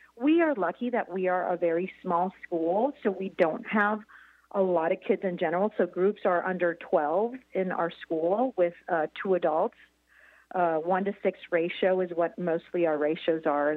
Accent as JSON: {"language": "English", "country": "Puerto Rico", "moved": "yes", "lives_now": "Columbia, Missouri, United States", "said": "I'm from Puerto Rico, which is a territory, but yeah, I wasn't born here in the United States"}